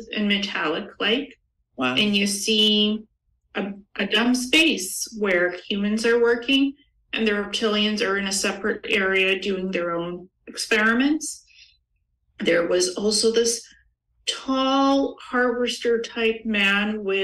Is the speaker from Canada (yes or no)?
no; Ukraine; I was born in Ukraine